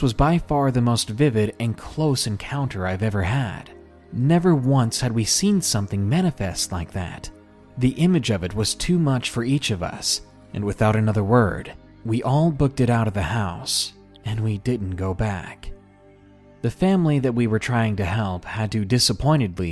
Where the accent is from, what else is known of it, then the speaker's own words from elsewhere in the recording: Arkansas, United States; my home state of Arkansas